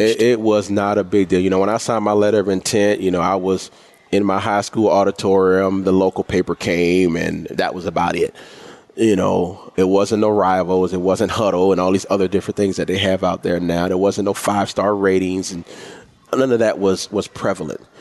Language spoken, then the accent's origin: English; Orangeburg, South Carolina, United States; born or raised there